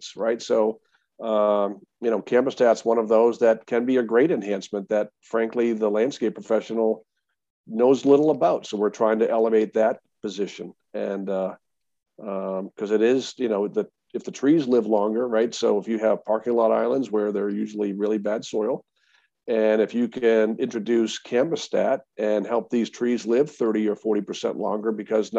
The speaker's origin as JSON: {"language": "English", "region": "Massachusetts", "country": "United States", "said": "I'm from Massachusetts"}